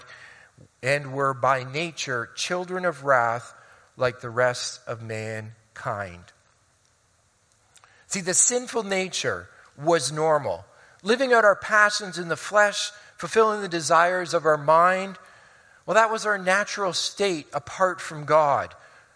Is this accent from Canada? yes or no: yes; Hamilton, Ontario, Canada; moved away; also born or lived in Oneida Township / Colorado Springs; I grew up for 10 years in Hamilton on the mountain before we moved out to Oneida Township